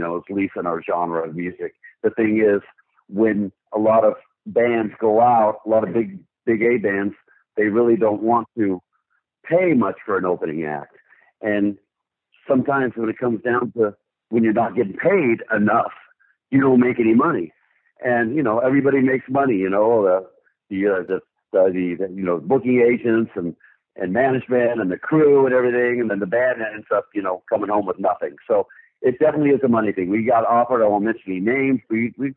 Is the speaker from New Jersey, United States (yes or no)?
no; San Francisco, California, United States; my hometown, San Francisco